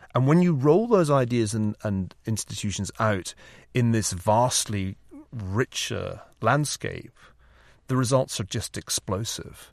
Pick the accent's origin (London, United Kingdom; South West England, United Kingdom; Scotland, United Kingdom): Scotland, United Kingdom; Glasgow; now in California, United States; saw enough of the proletariat growing up in Glasgow